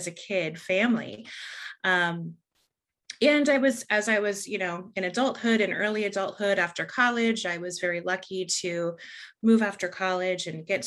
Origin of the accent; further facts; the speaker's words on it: San Diego, California, United States; also born or lived in Los Angeles, California; I grew up in San Diego, California